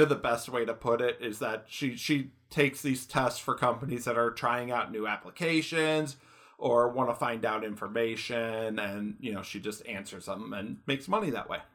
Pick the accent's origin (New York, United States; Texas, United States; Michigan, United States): Michigan, United States; moved away; I'm from Michigan. I lived in Michigan for years